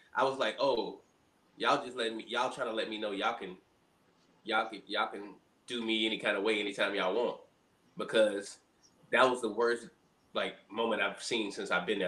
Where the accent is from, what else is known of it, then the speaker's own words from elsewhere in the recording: Montgomery, Alabama, United States; moved away as an adult; also born or lived in Birmingham, Alabama; now in Washington, D.C., United States; So I spent most of my life in Birmingham, Alabama, but I grew up in Montgomery, Alabama.